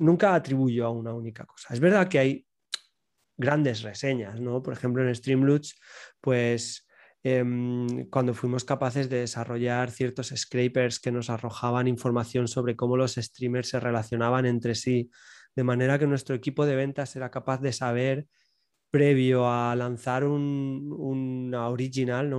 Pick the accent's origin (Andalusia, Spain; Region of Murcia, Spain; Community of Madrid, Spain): Region of Murcia, Spain; soy, soy del sur, soy de Murcia y bueno, pues un pueblecito